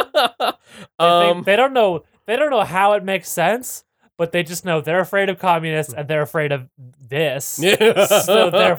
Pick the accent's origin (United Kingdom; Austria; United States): United States; California; We have cars in our blood here.